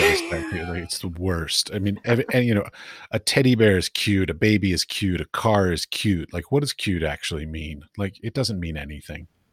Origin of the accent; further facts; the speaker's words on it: United States; moved away; also born or lived in Middle East; I'm American